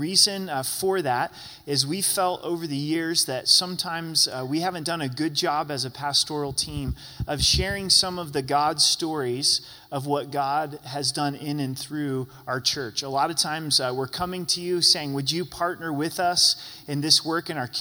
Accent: Southern Oregon, United States; now in Colorado Springs, United States; went back to my hometown where I was born. I haven't been there for 15 years

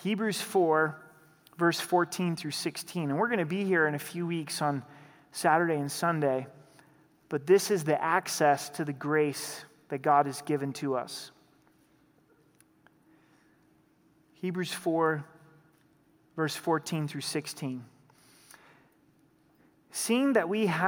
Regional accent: Southern Oregon, United States; also born or lived in Idaho; now in Colorado, United States; Growing up in Southern Oregon, we were only about an hour and a half from the Pacific Ocean

